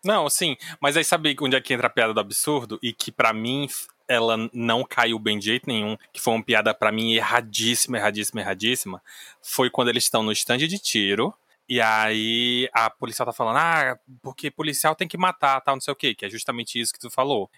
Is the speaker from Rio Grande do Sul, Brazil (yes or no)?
no; Ceará, Brazil; eu sou cearense